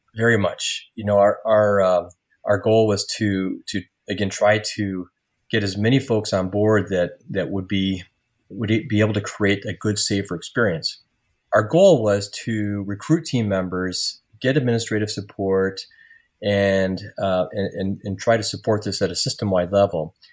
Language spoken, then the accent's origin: English; Iowa, United States; also born or lived in Marquette, Michigan; I returned to my hometown in Iowa to start my medical career